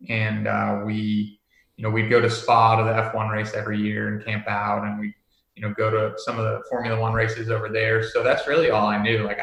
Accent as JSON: {"language": "English", "country": "Netherlands", "tie": "born or raised there", "also_born_or_lived": "United States", "moved": "yes", "said": "um, but yeah, so I, I was born in the States and we moved over when I was really young."}